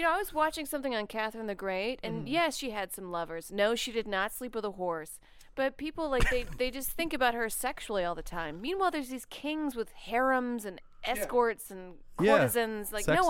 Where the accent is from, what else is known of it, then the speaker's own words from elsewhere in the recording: Saudi Arabia; moved away; I was born in Saudi Arabia.